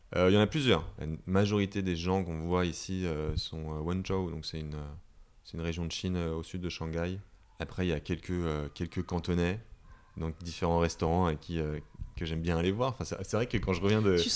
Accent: Hong Kong; moved away as an adult; now in Paris, France; j'ai habité 18 ans, toute mon enfance euh, à Hong Kong, je parle la langue

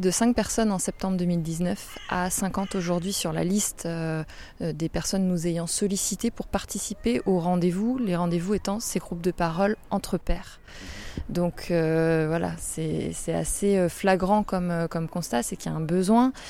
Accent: Rennes, Brittany, France; je suis rennaise

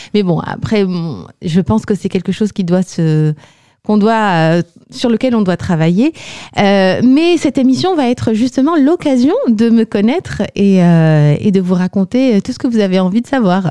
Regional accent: Algeria; moved away as an adult; now in France; je viens d'Algérie.

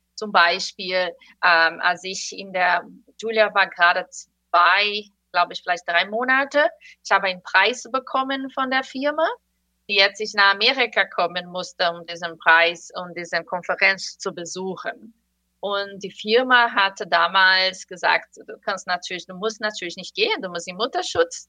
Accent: Brazil; German is a second language; now in United States; ich komme komm aus Brasilien

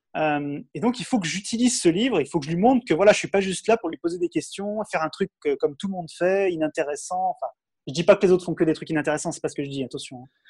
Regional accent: France; j'ai 35 ans, je suis français

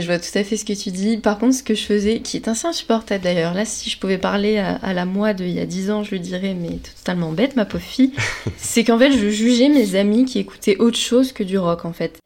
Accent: Lorraine, Grand Est, France; je viens de Lorraine

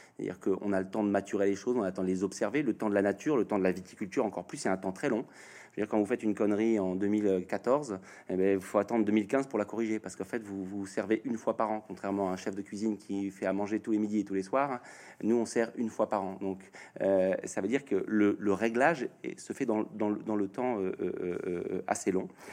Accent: Normandy, France; je suis normand.

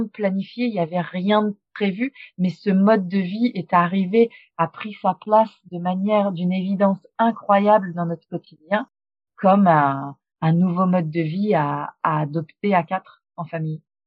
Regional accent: France; moved away as an adult; also born or lived in Australia; En tant que Français

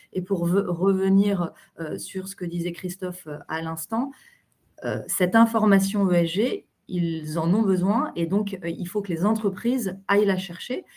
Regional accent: France; on est habitué en tant que Français

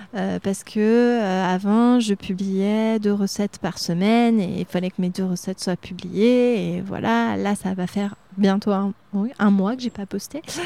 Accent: Reuilly, Centre-Val de Loire, France; also born or lived in Châteauroux; now in Arthon, France; chez mes parents, c'est à Reuilly, dans les chemins de vigne

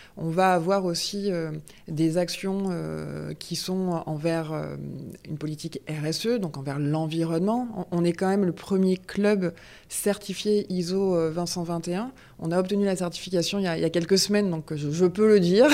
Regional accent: Marseille, Provence-Alpes-Côte d'Azur, France; moved away; also born or lived in Grenoble area; je suis fille de Marseillais, parents marseillais, grands-parents, arrière-grands-parents. Euh, donc euh, euh, c'est là où j'ai passé toute ma jeunesse

